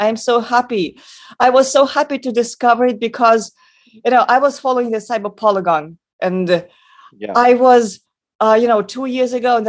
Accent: Russia; moved away; my home country, in my original home country

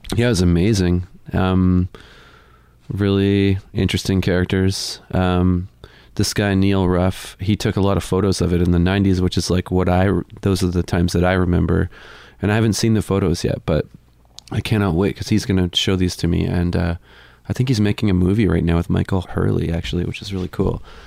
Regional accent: Amherst, Nova Scotia, Canada; moved away as an adult; now in Sackville, Canada; I grew up in Amherst

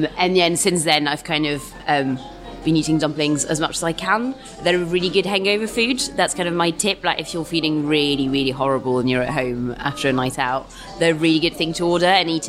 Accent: London, United Kingdom; And I kind of live up the road anyway, so I'm South Londoner.

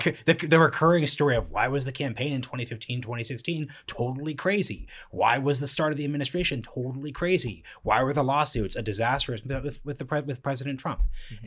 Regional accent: Portland, Oregon, United States; I'm from Portland, Oregon

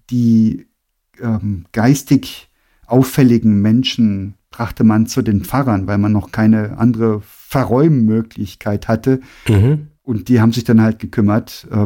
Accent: Grand Est, France; Das ist unweit von da, wo ich aufgewachsen bin. Und das elsässische Steintal, das ist wohl das, das kargste Tal im ganzen Elsass.

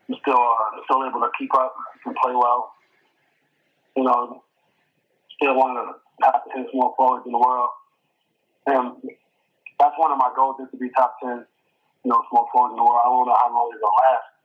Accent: New York City, New York, United States; I'm from New York City

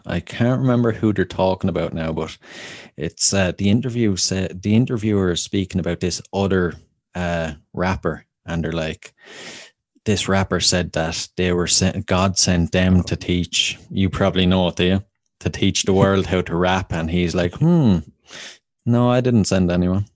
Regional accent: Wexford, Leinster, Ireland; my hometown of Wexford

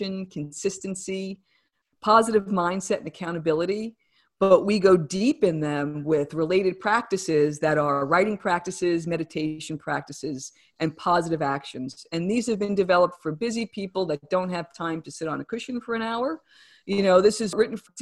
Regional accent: New Jersey, United States; accent: New Jersey; my New Jersey accent

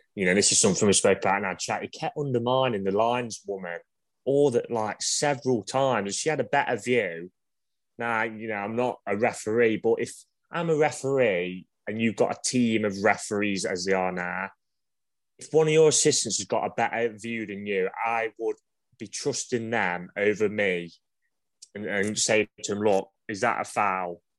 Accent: Ilkeston, East Midlands, United Kingdom; I come from Ilkeston

